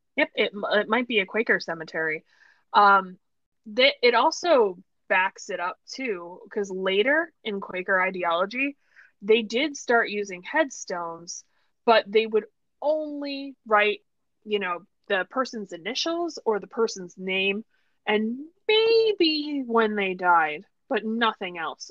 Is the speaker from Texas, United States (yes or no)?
no; New York, United States; I told people I was American, they'd be like, "Oh, but where?" And I was like, "Oh, New York."